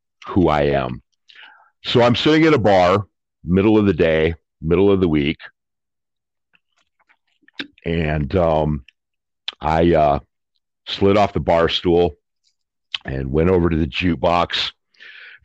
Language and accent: English; Detroit, Michigan, United States; I was born in Detroit, Michigan in 1967.